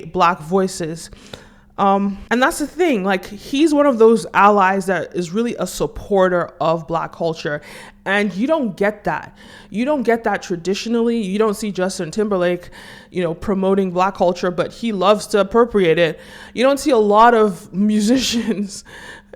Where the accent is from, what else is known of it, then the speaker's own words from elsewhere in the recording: Nigeria; as a Nigerian